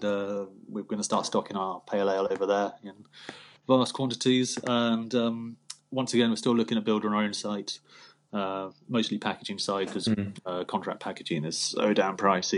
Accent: United Kingdom; we're British, it's part of our culture

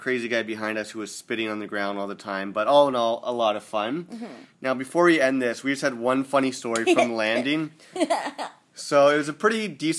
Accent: Toronto, Ontario, Canada; we come from Toronto where they have AstroTurf everywhere.

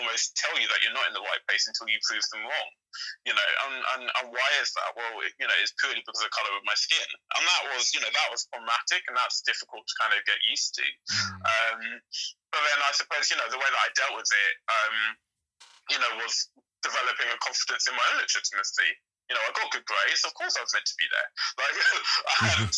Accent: London, United Kingdom; I grew up in Lewisham

